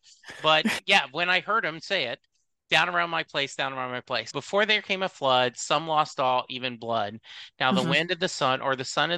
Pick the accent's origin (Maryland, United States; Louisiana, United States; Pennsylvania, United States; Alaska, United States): Louisiana, United States; So I grew up in Louisiana, and so similar to you, I can picture that. I can picture rural Louisiana, even rural East Texas